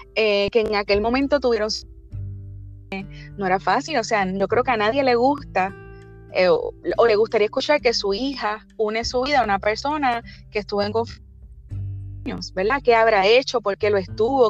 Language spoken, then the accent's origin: Spanish; Barceloneta, Puerto Rico; soy del norte de Puerto Rico, de Barceloneta